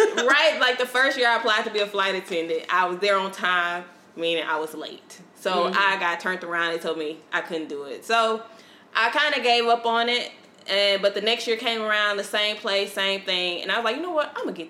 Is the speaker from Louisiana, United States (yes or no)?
yes; Winnsboro, Louisiana, United States; I'm like 21 at the time, 20, 21. So girl. I'm young and from Winsboro, Louisiana